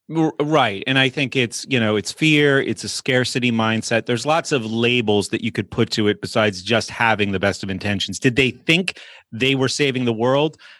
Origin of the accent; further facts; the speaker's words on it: Exeter, New Hampshire, United States; moved away as an adult; now in Pittsburgh, United States; I grew up in New England, Exeter, New Hampshire